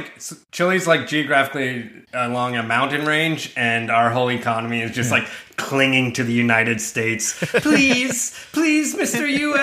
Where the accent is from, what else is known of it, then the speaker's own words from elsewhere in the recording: Sault Ste. Marie, Ontario, Canada; Sault Ste. Marie is like the north of the country that's kept still on the highway.